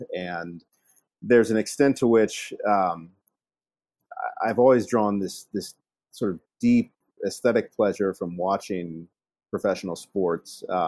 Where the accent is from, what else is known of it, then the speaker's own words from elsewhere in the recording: Virginia, United States; No, I grew up in Virginia, in the southwestern part of the state, in Appalachia.